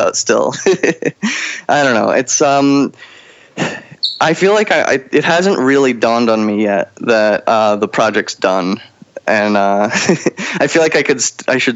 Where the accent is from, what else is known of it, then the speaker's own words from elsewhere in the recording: Chelsea, Massachusetts, United States; moved away as an adult; also born or lived in upstate New York; now in New York City, United States; I grew up in Boston, Chelsea, Massachusetts specifically